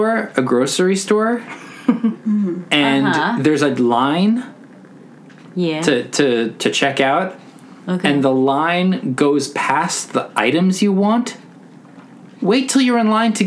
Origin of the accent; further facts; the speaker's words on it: Westchester, New York, United States; as a teen, I grew up in Westchester.